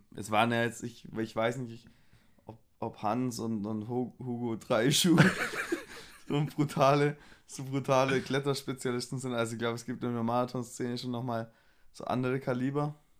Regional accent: Swabia, Baden-Württemberg, Germany; accent: Swabian; ich schwebel ja auch und, ja. und, und rede so meinen Dialekt

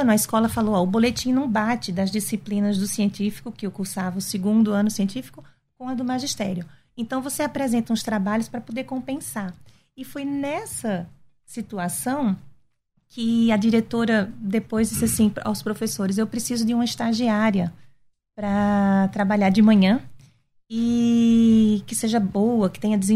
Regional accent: Recife, Pernambuco, Brazil; Sim, nascida e criada

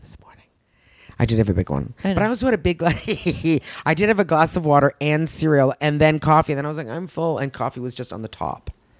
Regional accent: Canada; I'm a Canadian person.

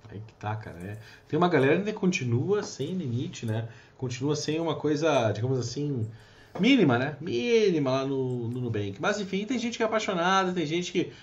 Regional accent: Brazil; Sou brasileiro

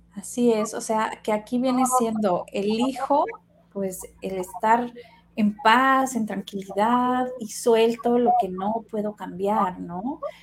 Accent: Sinaloa, Mexico; de donde yo soy, eh, em, en Sinaloa, somos como familias muy tradicionales

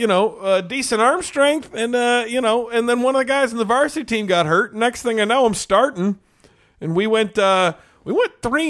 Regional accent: Texas, United States; Well, I know it's more dangerous, but I grew up in Texas. I always liked the rodeo.

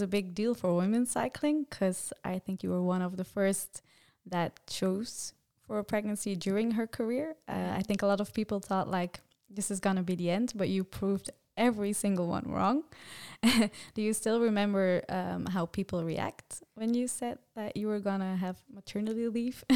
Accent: Belgium; English is a second language; I am from Belgium

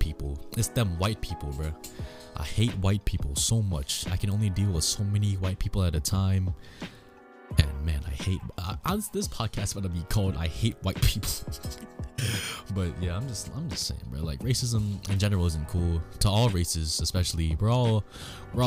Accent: United States; my English is good, because I was born in America.

